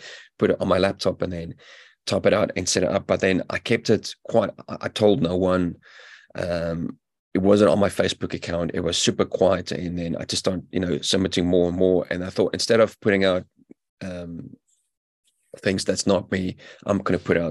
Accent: South Africa; also born or lived in United Kingdom; now in New Zealand; I'm a South African-born British veteran now living in New Zealand

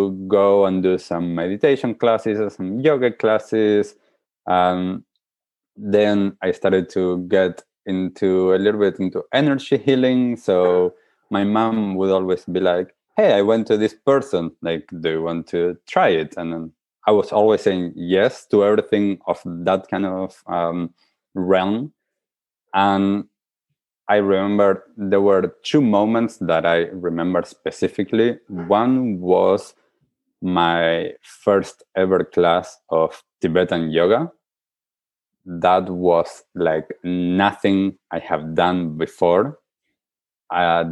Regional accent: Argentina; I grew up in Argentina

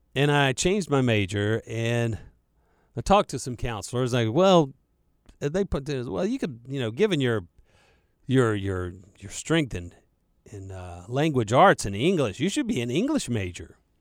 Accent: Charlotte, North Carolina, United States; accent: western Mecklenburg County drawl; I was raised right here in Charlotte. I'm a Charlotte native.

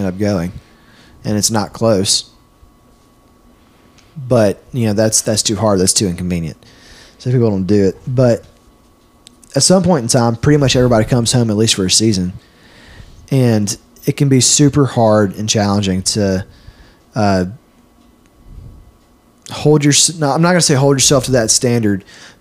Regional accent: Clinton, Mississippi, United States; also born or lived in Starkville; back in my hometown, Clinton

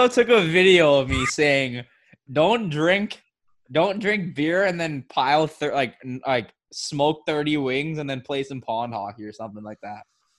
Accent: Miami, Florida, United States; Super Bowl's in my hometown.

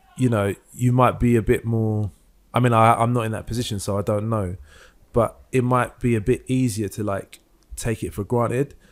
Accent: London, United Kingdom; growing up in London

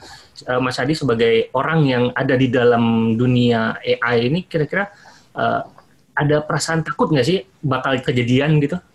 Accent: Jakarta, Indonesia; moved away as an adult; also born or lived in Bandung / Japan / United States; now in London, United Kingdom

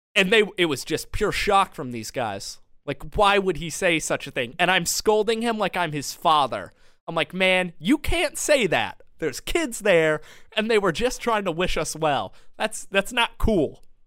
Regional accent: Madison, Georgia, United States; my hometown, Madison, Georgia

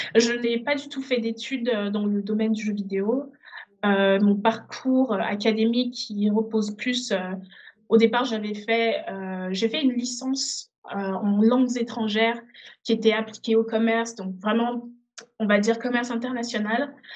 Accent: Benin; also born or lived in Togo; now in France; je suis née au Togo. Euh, très très rapidement, avec ma famille, on est parti au Bénin

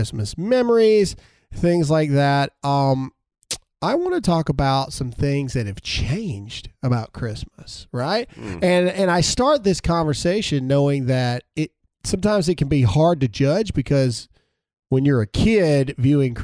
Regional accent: Caledonia, United States; where we grew up in Caledonia

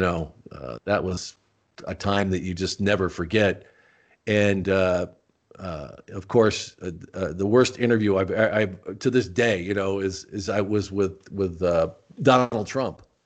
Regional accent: Tucson, Arizona, United States; also born or lived in Rochester, New York; I grew up in Tucson

